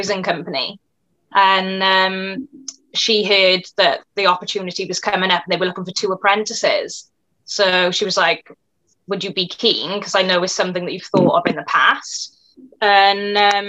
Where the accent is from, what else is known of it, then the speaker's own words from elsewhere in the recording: Cwmbran, Wales, United Kingdom; I'm from a little town called Cwmbran, which is in South Wales.